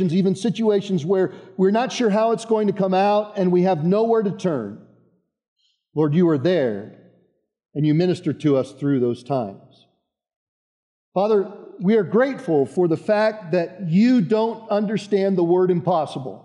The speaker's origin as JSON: {"language": "English", "area": "Boulder County", "region": "Colorado", "country": "United States", "tie": "born or raised there", "moved": "as an adult", "said": "I grew up outside of Boulder in the east part of Boulder County."}